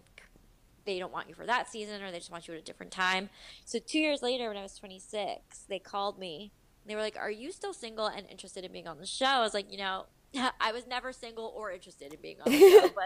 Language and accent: English; Montville, New Jersey, United States; moved away as an adult; now in New York City, United States; I grew up in Montville, New Jersey